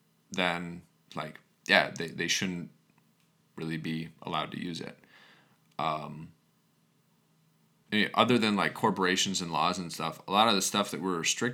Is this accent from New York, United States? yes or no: yes; New York, United States; I grew up on Long Island, and I lost my best friend to a fentanyl overdose.